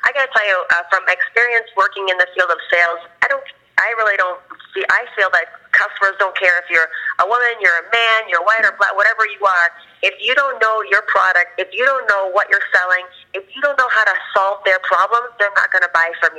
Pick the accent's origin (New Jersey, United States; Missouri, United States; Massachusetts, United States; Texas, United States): Massachusetts, United States; Boston; now in Florida, United States; I'm from Boston originally.